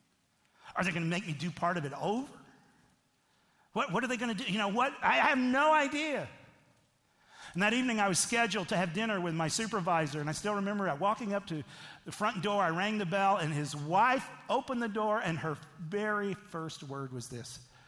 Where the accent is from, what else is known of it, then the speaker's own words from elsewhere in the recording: United States; moved away as an adult; I'm an American in a foreign land.